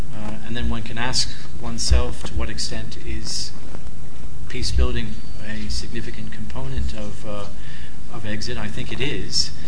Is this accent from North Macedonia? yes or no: yes; North Macedonia; I come from Macedonia